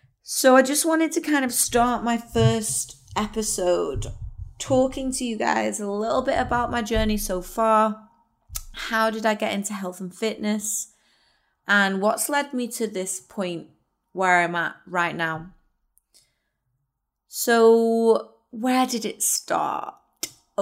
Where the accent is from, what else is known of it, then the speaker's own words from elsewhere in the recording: Wirral, North West England, United Kingdom; I am from the Wirral.